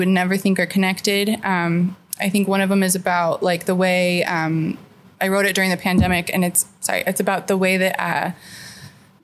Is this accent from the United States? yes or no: yes; Tucson, Arizona, United States; also born or lived in California / Los Angeles; I was born in California, but I was raised here in Tucson